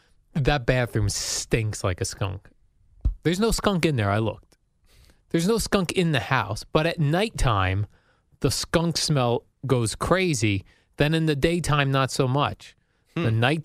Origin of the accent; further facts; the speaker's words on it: New Jersey, United States; growing up in Jersey.